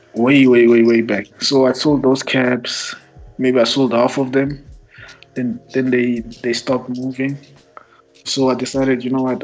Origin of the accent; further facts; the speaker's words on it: Pretoria, Gauteng, South Africa; I'm from Mums. Uh, grew up, born and raised.